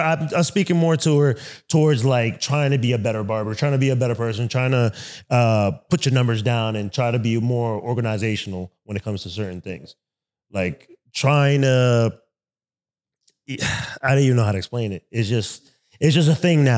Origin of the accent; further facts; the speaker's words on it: New York City, New York, United States; now in Columbus, United States; I'm from Brooklyn, New York